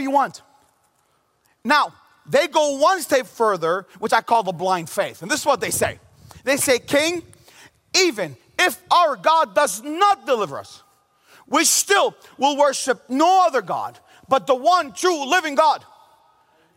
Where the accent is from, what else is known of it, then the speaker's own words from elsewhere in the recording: Bethlehem, West Bank, Palestine; also born or lived in Jerusalem / United States; I grew up in the city of Bethlehem in Jerusalem. I was born in Jerusalem. I grew up in Bethlehem all my life, minus a few years of going to college in America.